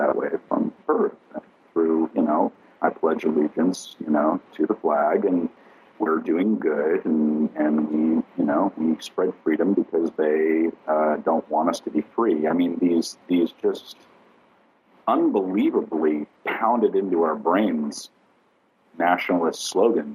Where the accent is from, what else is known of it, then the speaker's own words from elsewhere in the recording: Southern California, United States; all the people that I grew up with here in Southern California